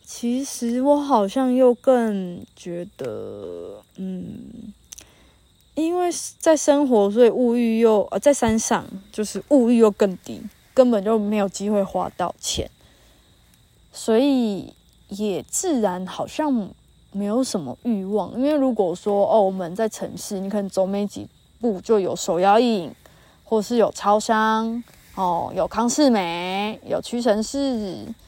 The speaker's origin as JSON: {"language": "Chinese", "region": "New Taipei", "country": "Taiwan", "moved": "as an adult", "said": "你哪里人？然后我说：哦，北部啊。”然后他就问的很焦哦，问的很细哦，说北部哪里？我说哦，新北。"}